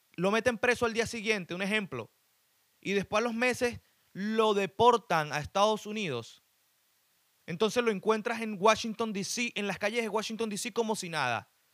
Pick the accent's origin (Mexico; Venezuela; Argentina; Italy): Venezuela; also born or lived in Chile; now in United States; Yo que soy de Venezuela